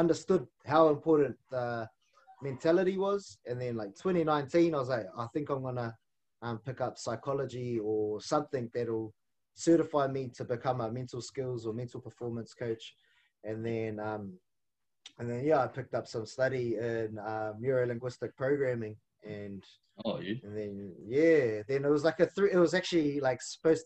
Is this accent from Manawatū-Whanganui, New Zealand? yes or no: no; Auckland, New Zealand; first language Māori; English is a second language; I grew up on the North Shore of Auckland